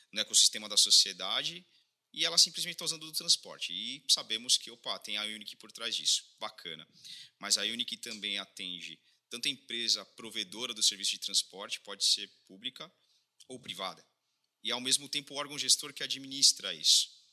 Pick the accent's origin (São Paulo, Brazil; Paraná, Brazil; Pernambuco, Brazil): São Paulo, Brazil; Sorocaba; Somos de Sorocaba e Sorocaba tem muita coisa a ensinar, não só para o Brasil, o mundo afora